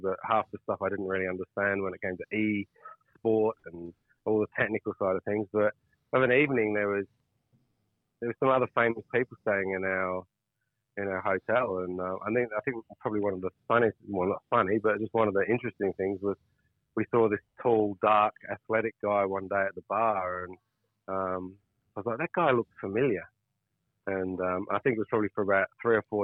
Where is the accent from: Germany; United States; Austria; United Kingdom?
United Kingdom; England; now in Australia; I'm an English cricketer.